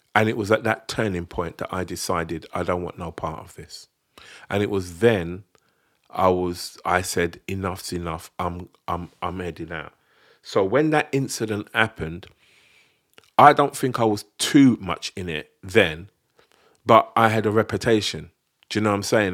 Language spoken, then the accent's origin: English; London, United Kingdom; that's where we were from